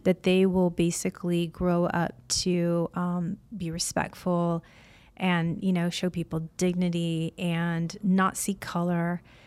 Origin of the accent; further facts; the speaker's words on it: Illinois, United States; moved away as an adult; also born or lived in Florida; now in California, United States; I was raised on a really small corn farm in Illinois